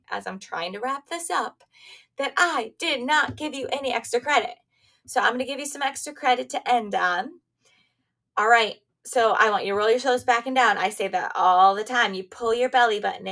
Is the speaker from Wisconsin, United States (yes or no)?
no; Michigan, United States; moved away as an adult; also born or lived in Pennsylvania; I grew up in Michigan, now I'm back in Michigan, but I also lived in Pennsylvania too